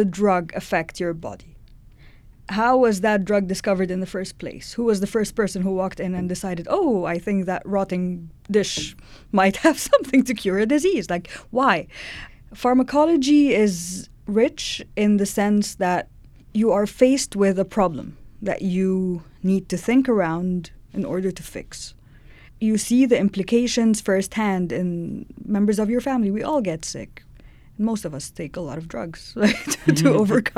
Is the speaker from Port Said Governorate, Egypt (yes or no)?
no; Cairo, Cairo Governorate, Egypt; moved away as an adult; now in Edmonton, Canada; I grew up in Cairo